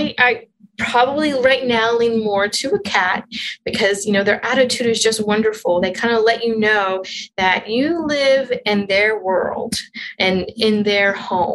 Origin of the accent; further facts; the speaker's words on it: Western Pennsylvania, United States; now in Alaska, United States; I'm originally from Western Pennsylvania, about 45 miles northwest of Pittsburgh